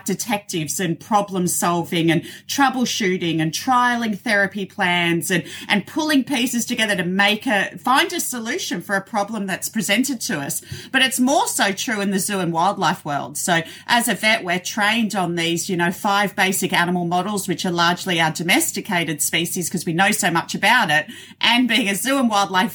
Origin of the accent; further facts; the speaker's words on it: Australia; accent: Australian; You have my Australian accent.